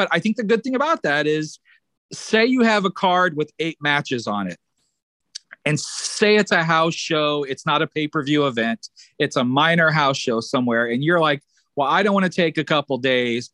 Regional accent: Illinois, United States; I had always recorded the television shows in my hometown area in Illinois

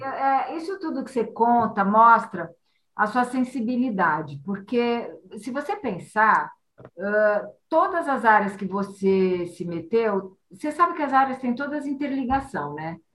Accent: Santos, São Paulo, Brazil; moved away; passei minha, minha juventude em Santos

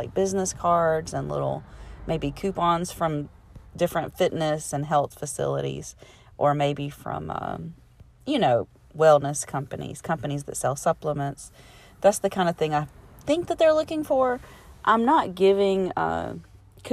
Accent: Alabama, United States; I'm from Alabama

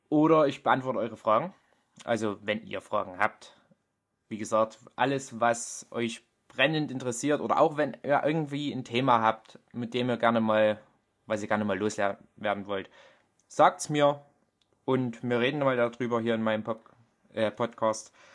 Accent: Germany; accent: Vogtland dialect; Also man hört es mir richtig doll an. Ich habe einen vogtländischen Dialekt.

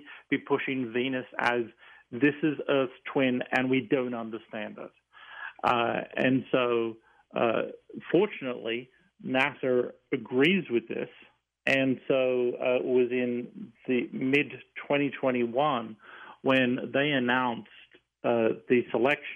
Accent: Tamworth, New South Wales, Australia; moved away as an adult; now in United States; I grew up in the small town of Tamworth, which is the country music capital of Australia

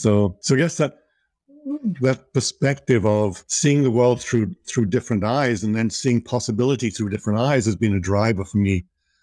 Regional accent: Liverpool, North West England, United Kingdom; born there; So at an early age, I was born in Liverpool and started heading off into nature at an early age, and started rock climbing at 14.

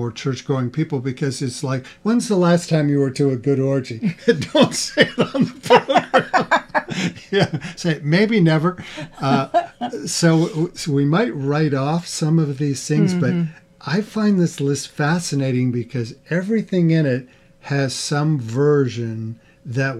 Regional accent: the East, United States; now in Midwest, United States; We didn't grow up with those. We're both from the East. We grew up with our own things

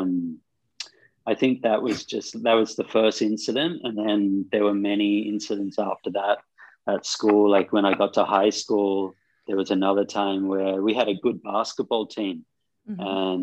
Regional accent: Australia; moved away as an adult; also born or lived in Sydney / Cairns; now in India; Growing up in Australia, especially in the 80s

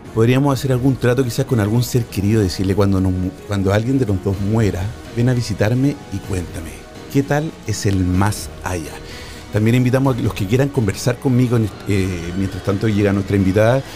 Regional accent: Chile; now in Spain; Chile, de mi país natal.

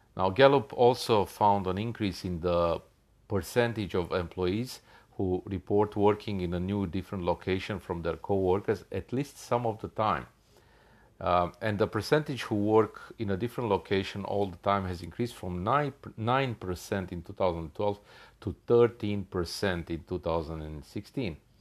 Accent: Australia; I'm from Australia

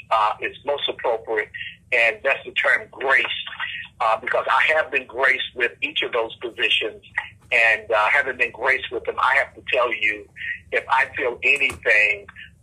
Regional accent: Chesapeake, Virginia, United States; I'm from Chesapeake. I'm originally from Chesapeake. I grew up in a section of Chesapeake called Fentress. Many of you have heard of Fentress Airfield. Well, not too far from Fentress Airfield in the rural area of Chesapeake is where I grew up.

